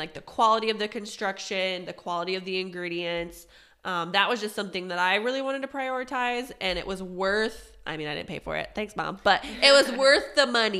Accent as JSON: {"language": "English", "region": "Pennsylvania", "country": "United States", "moved": "yes", "said": "I'm from Pennsylvania"}